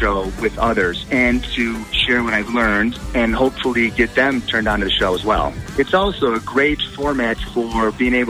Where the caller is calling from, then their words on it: Cleveland, Ohio, United States; I'm calling from Cleveland, Ohio.